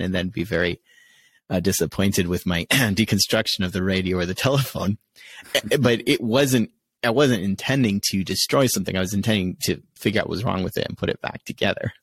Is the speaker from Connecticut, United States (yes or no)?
yes; Connecticut, United States; growing up in Connecticut